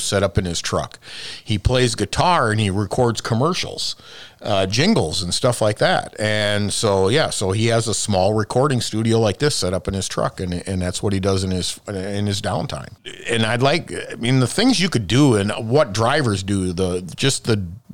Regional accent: Minnesota, United States; now in Iowa, United States; I'm from Minnesota

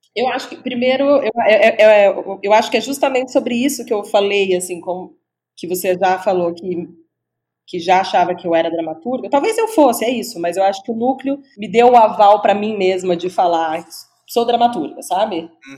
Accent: Franca, São Paulo, Brazil; moved away as an adult; now in São Paulo, Brazil; eu sou do interior, na verdade, eu sou de Franca, mas já estou morando em São Paulo faz mais uhum. de 10 anos.

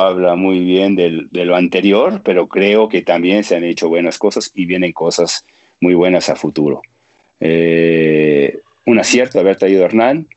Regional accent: Toluca, State of Mexico, Mexico; soy gente de Toluca

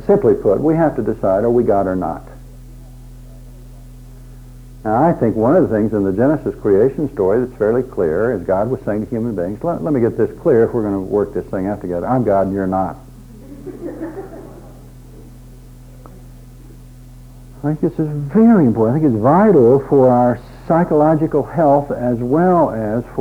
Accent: Drumright, Oklahoma, United States; I grew up in a small town in Oklahoma

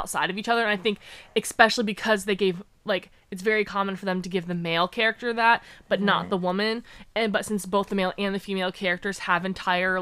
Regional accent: Oregon City, Oregon, United States; I didn't grow up in L.A. I grew up in Oregon City

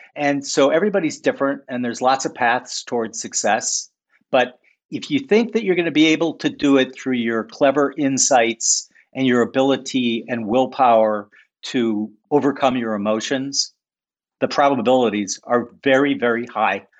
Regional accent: St. Paul, Minnesota, United States; I grew up in St. Paul, Minnesota.

